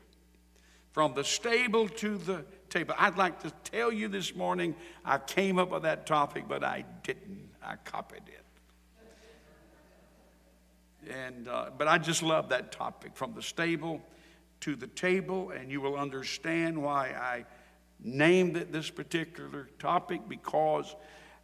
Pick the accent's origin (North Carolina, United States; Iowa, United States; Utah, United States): North Carolina, United States; Sampson County; I was raised in Sampson County on a farm